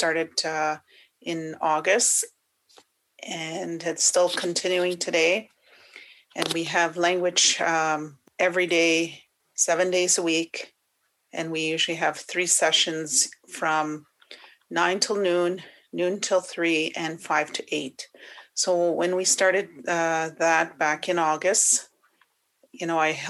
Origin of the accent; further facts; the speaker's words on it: Wikwemikong, Ontario, Canada; moved away; I am originally from Wikwem Kong on Manitoulin Island, and I am Anishinaabe and Odawa.